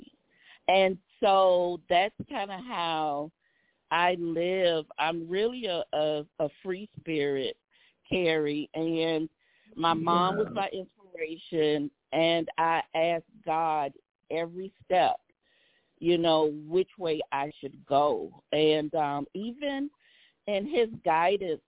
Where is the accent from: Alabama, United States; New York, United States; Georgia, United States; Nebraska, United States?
Georgia, United States; Savannah; my hometown, Savannah, Georgia